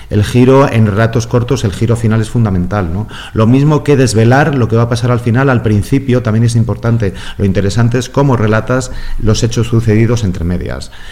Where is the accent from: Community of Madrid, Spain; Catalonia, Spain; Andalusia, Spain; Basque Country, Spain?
Basque Country, Spain; San Sebastián; de los estudios de música, en el, yo soy de San Sebastián, en el Conservatorio de San Sebastián.